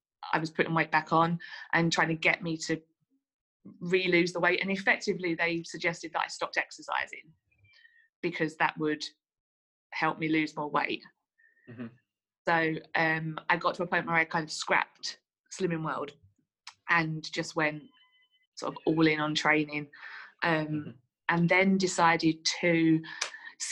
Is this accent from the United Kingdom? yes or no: yes; Essex, East of England, United Kingdom; now in Manchester, United Kingdom; I'm originally from Essex, but I live in Manchester. I've lived in Manchester for about